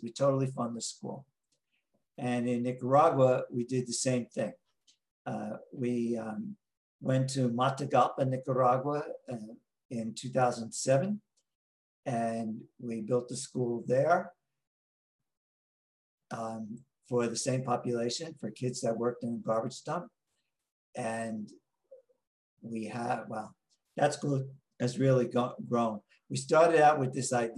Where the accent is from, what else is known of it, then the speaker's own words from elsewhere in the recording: Long Island, New York, United States; accent: New York; moved away as an adult; also born or lived in Tijuana, Mexico; now in San Diego, United States; I'm from outside New York City. I'm from Long Island